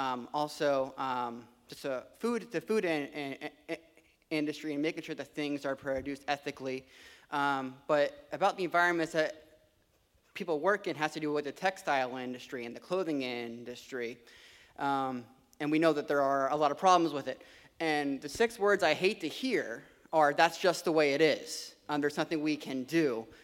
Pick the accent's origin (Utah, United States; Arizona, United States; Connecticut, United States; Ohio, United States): Ohio, United States; Columbus; I am from Columbus, Ohio.